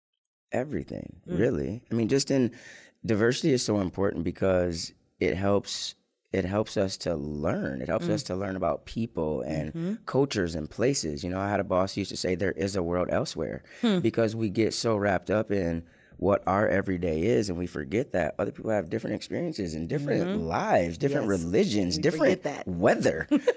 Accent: Lansing, Michigan, United States; also born or lived in Ann Arbor, Michigan; I born and raised in Lansing, Michigan. I went to Waverly High School in the 90s

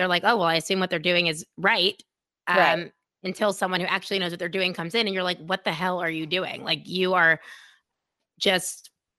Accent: Dallas, Texas, United States; But it like made no sense, me being this girl from Dallas going to Binghamton.

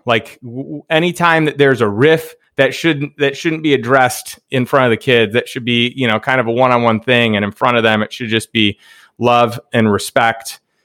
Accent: Chicago, Illinois, United States; also born or lived in Saint Louis; now in Austin, United States; I grew up in Chicago

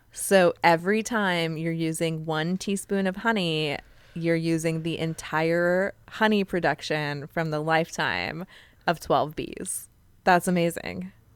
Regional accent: Joshua Tree, California, United States; I grew up in Joshua Tree, California, which is in San Bernardino County

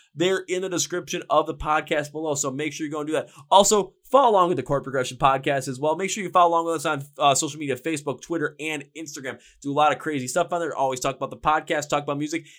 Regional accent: Milwaukee, Wisconsin, United States; I am from Milwaukee

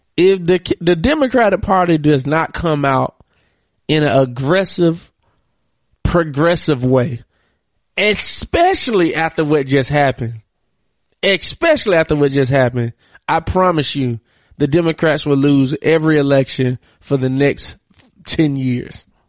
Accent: Monroe, Georgia, United States; I'm from Monroe, Georgia

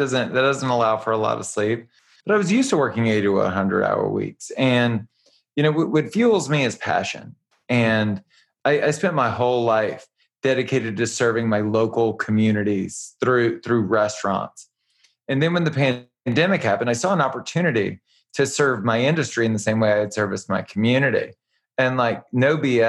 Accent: Louisiana, United States; moved away as an adult; now in Los Angeles, United States; I'm from Louisiana.

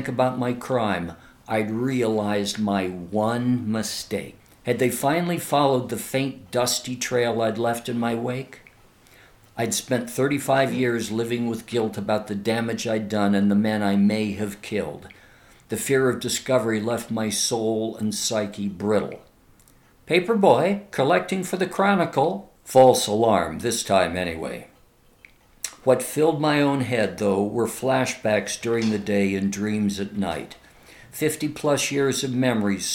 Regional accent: San Bruno, California, United States; it's the town where I grew up, 10 miles south of San Francisco

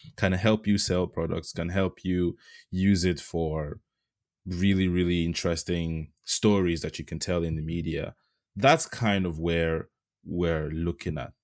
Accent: Yorubaland, Nigeria; moved away; I'm Yoruba. I was born in Nigeria, um, and my two parents are from the Yoruba ethnic group.

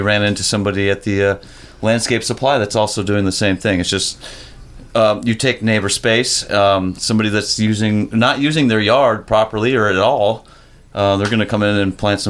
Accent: Norwood Young America, Minnesota, United States; now in Minneapolis, United States; So I grew up in Norwood, Young America. So it's 45 minutes west of the cities.

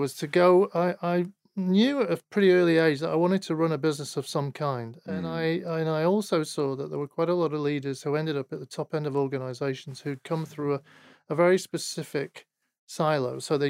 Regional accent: Manchester, North West England, United Kingdom; So I was born in Manchester.

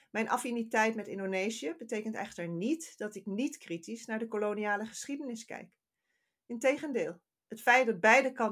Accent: Netherlands; moved away as an adult; now in England, United Kingdom; In Nederland, mijn moederland, en in Engeland, waar ik al meer dan 15 jaar woon

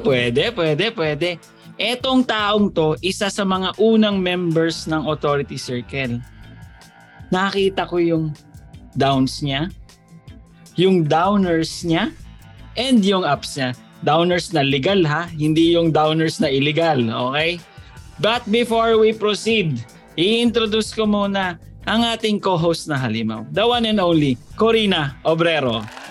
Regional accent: Batangas, Calabarzon, Philippines; taga Batangas ako, probinsya

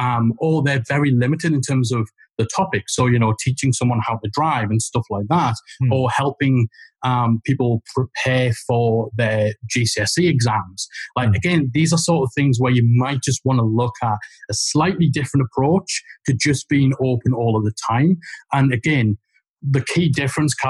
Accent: Geordie, North East England, United Kingdom; accent: Geordie; Geordie voices

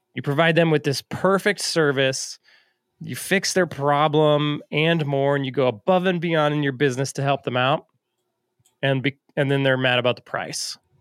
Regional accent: Alaska, United States; moved away; I was from Alaska

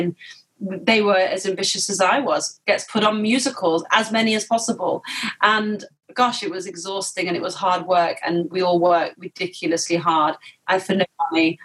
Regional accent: Manchester, North West England, United Kingdom; moved away; also born or lived in London; I'm from Manchester

